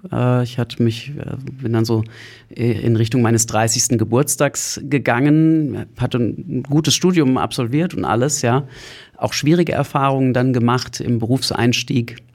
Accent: Hesse, Germany; also born or lived in Berlin; Ich bin selber Deutscher aus der Nähe von Frankfurt am Main und äh, habe nach dem Abitur Betriebswirtschaft studiert

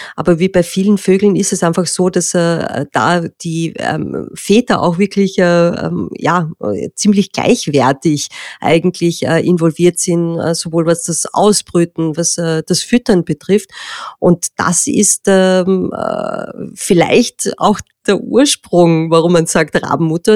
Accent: Austria; bei uns in Österreich, wo wir eine sehr stark landwirtschaftlich geprägte Gesellschaft haben

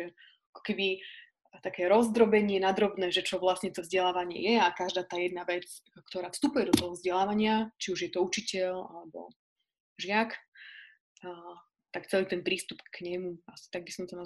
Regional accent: Pusté Pole, Slovakia; ja som teraz momentálne na pustom poli, čo je dedinka, odkiaľ pochádzam.

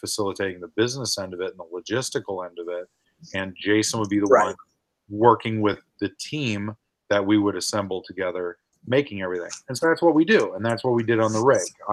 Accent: St. Charles, Illinois, United States; where I grew up in St. Charles

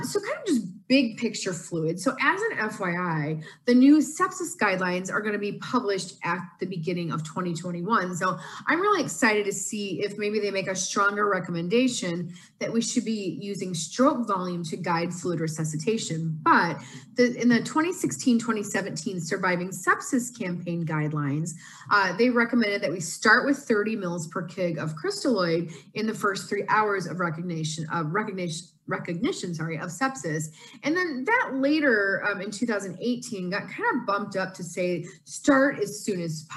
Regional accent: Seattle, Washington, United States; I'm from Seattle, Washington

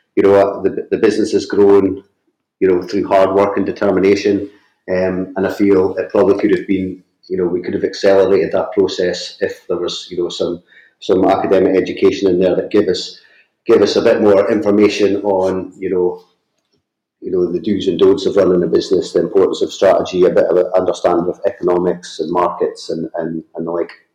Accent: northeast of Scotland, United Kingdom; I grew up in a small fishing village in the, in the northeast of Scotland. You might be able to tell that from my accent.

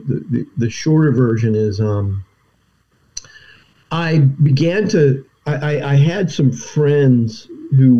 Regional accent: Atlanta, Georgia, United States; now in Glen Mills, United States; I grew up in the suburbs of Atlanta, Georgia. My family's all Southern.

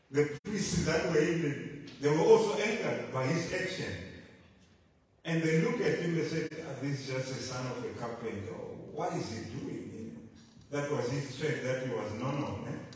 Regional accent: Zimbabwe; moved away; I'm from Zimbabwe

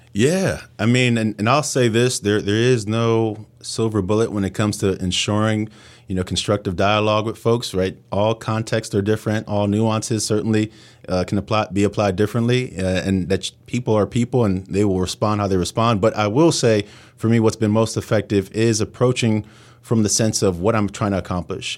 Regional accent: New York City, New York, United States; moved away as an adult; now in Pittsburgh, United States; I come from New York City, and I always thought, you know, I'd go back to New York

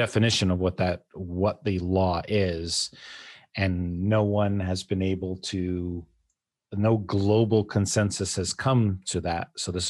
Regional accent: United States; moved away as an adult; also born or lived in Hong Kong / Luxembourg; having lived outside of the United States as an American

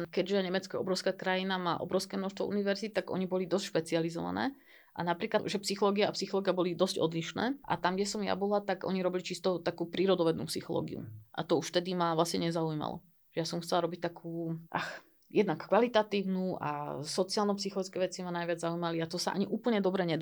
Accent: Bratislava, Bratislava Region, Slovakia; Ja som pôvodne z Bratislavy, ale teraz som sa odsťahol mimo Bratislavy. Ale teda odtiaľ ďaleko stále.

